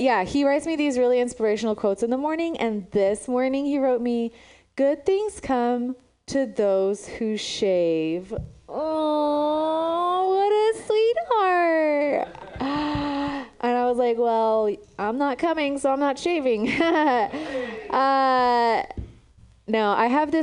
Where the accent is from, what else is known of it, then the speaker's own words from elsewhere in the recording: Romania; now in San Francisco, United States; I'm from Romania. That's where I was born.